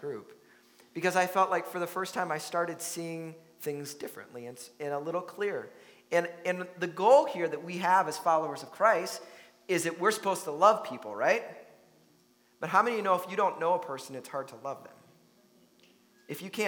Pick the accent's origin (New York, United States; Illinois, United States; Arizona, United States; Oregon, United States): Illinois, United States; Chicago; now in Minnesota, United States; I grew up in Chicago, so there was plenty of diversity around me in my life